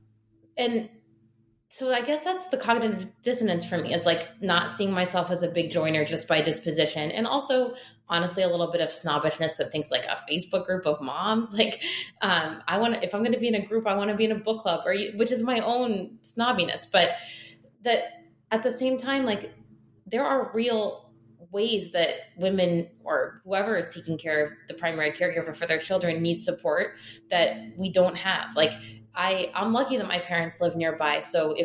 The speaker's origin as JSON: {"language": "English", "country": "United States", "tie": "born or raised there"}